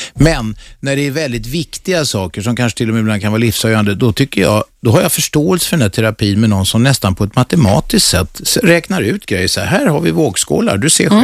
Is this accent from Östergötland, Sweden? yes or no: no; Stockholm, Stockholm County, Sweden; also born or lived in Södermalm, Stockholm; Jag är född på Kungsholmen